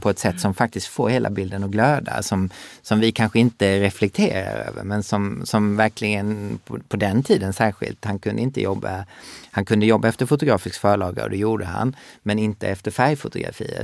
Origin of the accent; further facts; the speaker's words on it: Sweden; moved away; also born or lived in Skåne / Gothenburg; jag är uppvuxen i Skåne och Göteborg